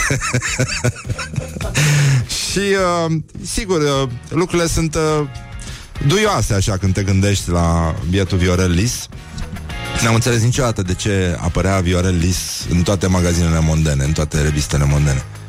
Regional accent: Brăila, Brăila County, Romania; eu sunt din Brăila

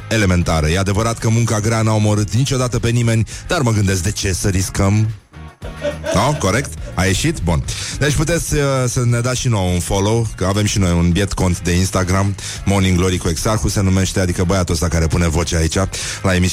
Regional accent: Teleorman County, Romania; eu sunt din Teleorman Ca orice local din Teleorman Am găsit în fundul curții o valiză cu documente

